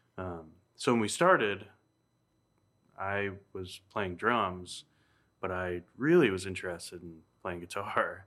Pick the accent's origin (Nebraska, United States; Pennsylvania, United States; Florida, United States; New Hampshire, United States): New Hampshire, United States; my hometown in Kentucky, New Hampshire